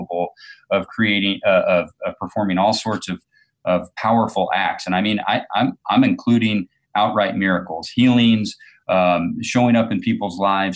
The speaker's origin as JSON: {"language": "English", "region": "farm country in Illinois", "country": "United States", "tie": "born or raised there", "also_born_or_lived": "Chicago", "said": "We were visiting Chicago, which I consider my hometown. I grew up in farm country in Illinois"}